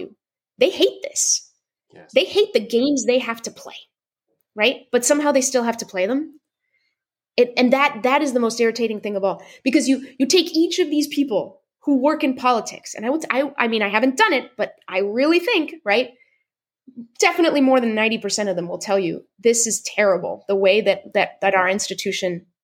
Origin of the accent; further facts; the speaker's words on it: Seattle, Washington, United States; I'm from Seattle